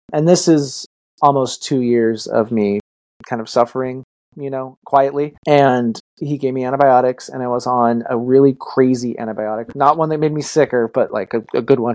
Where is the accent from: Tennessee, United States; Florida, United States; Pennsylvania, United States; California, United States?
California, United States; Los Angeles; I'm from Los Angeles